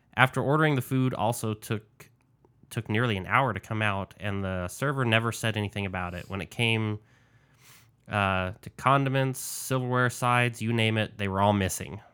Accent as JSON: {"language": "English", "region": "New Mexico", "country": "United States", "tie": "born or raised there", "said": "my home state of New Mexico"}